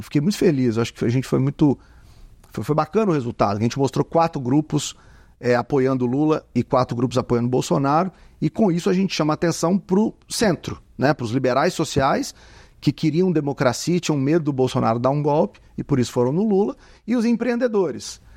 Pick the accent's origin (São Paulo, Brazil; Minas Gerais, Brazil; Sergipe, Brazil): Minas Gerais, Brazil; Contagem; eu que sou aqui de contagem, né? Sou mineiro